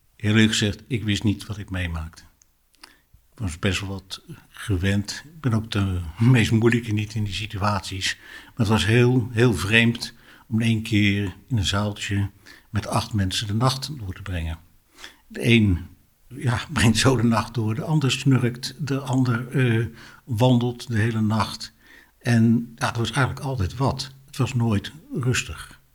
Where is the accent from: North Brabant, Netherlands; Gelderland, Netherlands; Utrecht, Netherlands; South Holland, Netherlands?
South Holland, Netherlands; Delft; now in Amersfoort, Netherlands; ik ben eh, geboren in Delft en vind wat omzwervingen in het Amersfoortse uh, terecht